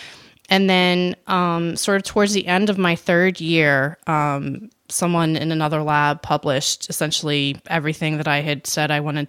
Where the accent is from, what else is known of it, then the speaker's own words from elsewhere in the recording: New Orleans, Louisiana, United States; I am from New Orleans, and this was in 2005. And so Katrina hit New Orleans in August of that year.